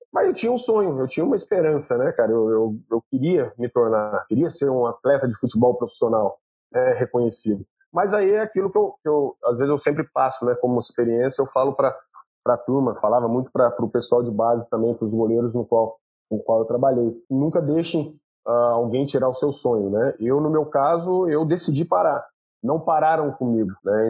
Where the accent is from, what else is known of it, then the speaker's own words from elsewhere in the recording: Pouso Alegre, Minas Gerais, Brazil; minha cidade natal, que é Pouso Alegre, Minas Gerais, eu, quando criança